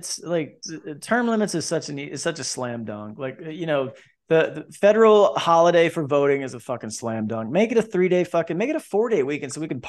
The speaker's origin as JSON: {"language": "English", "region": "Florida", "country": "United States", "said": "because I came from Central Florida, man."}